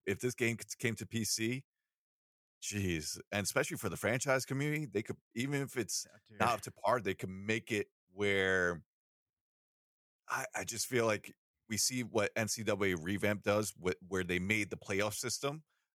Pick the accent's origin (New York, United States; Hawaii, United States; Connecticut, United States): New York, United States; I'm from New York. We both have different networks, so yeah, I don't know what they are.